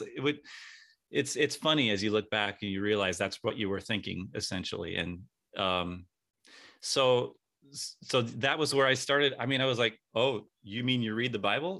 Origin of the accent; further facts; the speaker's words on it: San Diego, California, United States; I grew up in San Diego